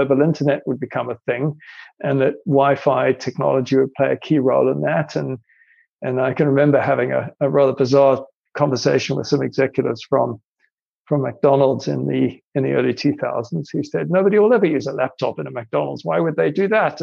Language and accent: English; South Africa; also born or lived in Ireland; I'm Irish actually by birth, but I grew up in South Africa